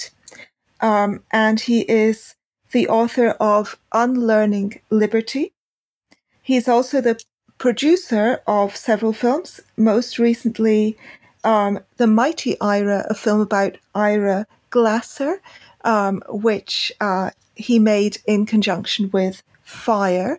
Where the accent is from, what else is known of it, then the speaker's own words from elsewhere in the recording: United Kingdom; I'm British